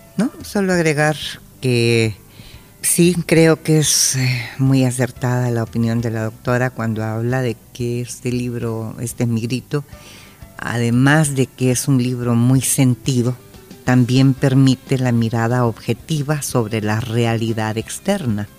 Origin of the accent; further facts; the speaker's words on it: El Salvador; somos salvadoreños